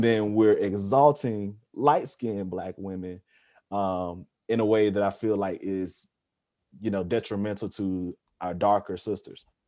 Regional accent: Georgia, United States; growing up in the South, growing up in Georgia

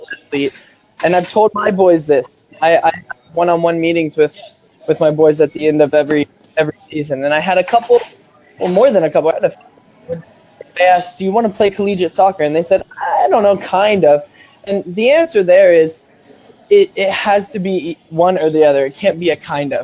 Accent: Odessa, Texas, United States; moved away as an adult; now in Wichita, United States; I am from Odessa, Texas

